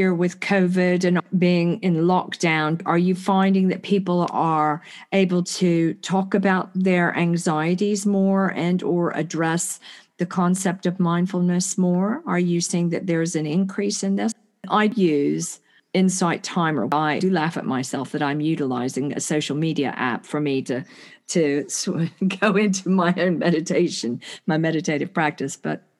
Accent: United States; because I'm from the States, you know, you have to pay for your health care

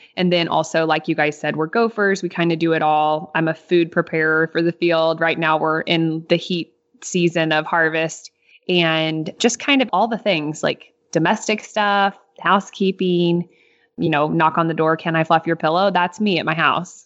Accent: Northeast Missouri, United States; I'm from Northeast Missouri.

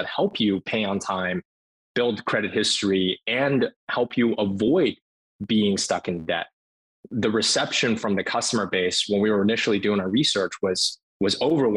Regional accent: Cambridge, Massachusetts, United States; I grew up in Cambridge, Massachusetts, and went to the Martin Luther King Jr. Elementary School in Cambridge.

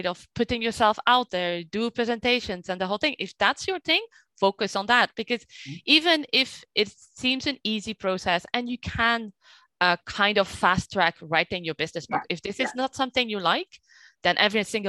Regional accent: Flanders, Belgium; now in France; I was raised in Belgium, so I have this Flemish culture

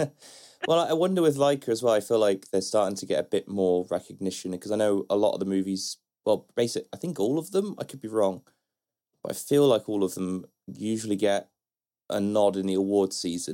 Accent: Bristol, South West England, United Kingdom; Bristol, that's my hometown, and where I grew up

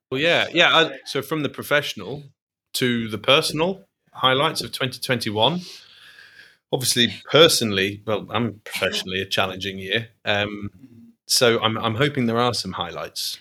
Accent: Manchester, North West England, United Kingdom; moved away as an adult; now in Glasgow, United Kingdom; I'm not Glaswegian, I'm not Scottish, um, but I'm you know I'm British, and I uh, to be honest, it could have it could have been my home city, Manchester

